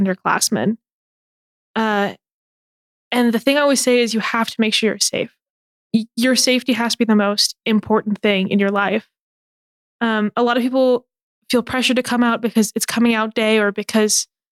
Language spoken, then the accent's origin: English; American Fork, Utah, United States; I found a group of members in my hometown, American Fork